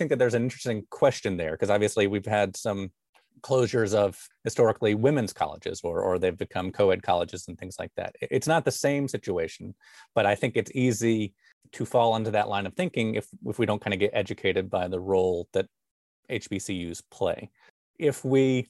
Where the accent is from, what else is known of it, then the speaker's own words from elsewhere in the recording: Birmingham, Alabama, United States; I grew up in the Birmingham suburbs